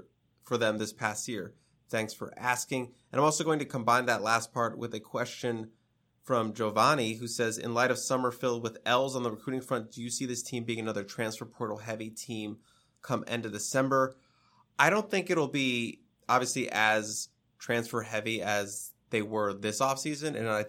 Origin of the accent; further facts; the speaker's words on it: Spain; In comparison, I am from Spain, and every time someone asks me about bullfighters, it's annoying because it's just stereotypical for me.